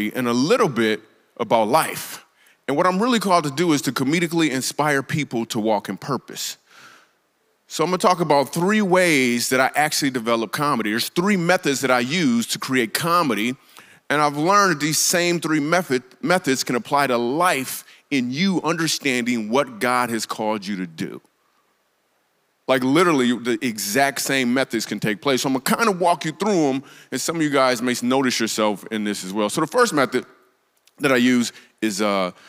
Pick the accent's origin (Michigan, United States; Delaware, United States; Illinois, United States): Michigan, United States; Grand Rapids; I grew up in Grand Rapids, Michigan